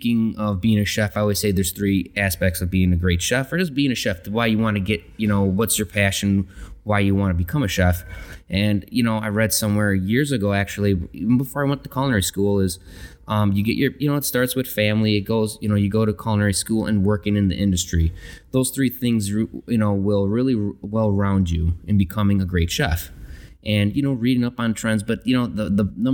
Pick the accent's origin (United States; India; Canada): United States; Chicago, Illinois; moved away; I'm originally from Chicago. Grew up in a big Italian family